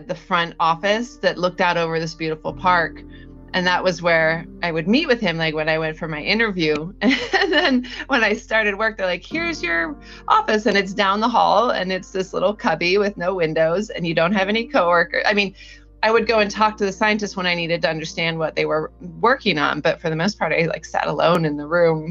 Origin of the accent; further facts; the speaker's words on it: Northern California, United States; now in Southern California, United States; I grew up in Northern California